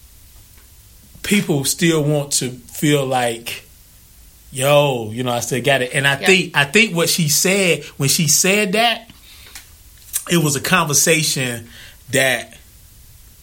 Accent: Zebulon, North Carolina, United States; I was born in North Carolina.

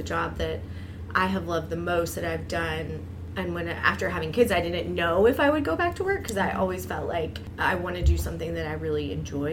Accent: the South, United States; born or raised there; moved away; also born or lived in East Coast

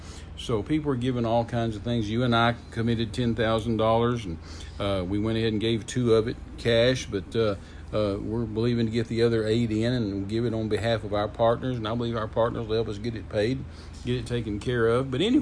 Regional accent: Midland, Texas, United States; I'm from West Texas. I'm from Midland, Texas, raised there.

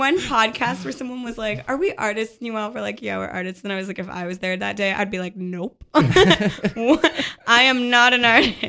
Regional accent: Toronto, Ontario, Canada; now in Montreal, Canada; there's this area in Toronto, that's where I'm from.

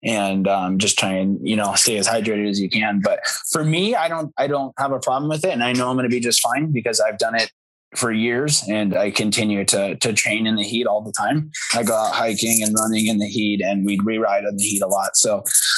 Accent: Arizona, United States; I'm been born and raised in Arizona

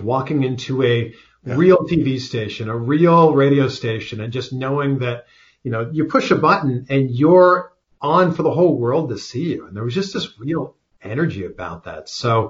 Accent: Ontario, Canada; there was a station about an hour away from my hometown. This was in Peterborough, Ontario.

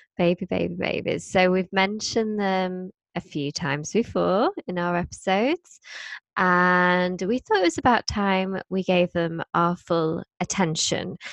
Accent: Blackpool, North West England, United Kingdom; I grew up in Blackpool

